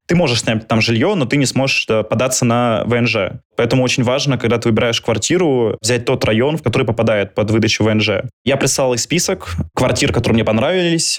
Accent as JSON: {"language": "Russian", "region": "Moscow", "country": "Russia", "moved": "as an adult", "lives_now": "Istanbul, Turkey", "said": "я из Москвы"}